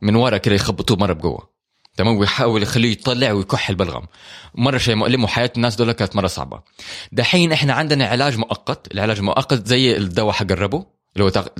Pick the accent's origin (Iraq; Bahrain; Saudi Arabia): Saudi Arabia; Hejaz; عندنا هنا في الحجاز